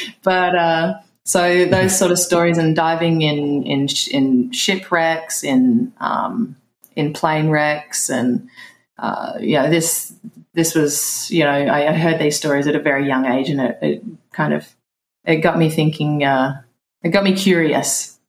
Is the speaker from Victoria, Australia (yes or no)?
yes; Melbourne, Victoria, Australia; moved away as an adult; also born or lived in Thailand / Egypt / Italy; now in Tulum, Mexico; Yeah, I grew up in Melbourne, just out of the city in Melbourne. Yeah, so it's cold there.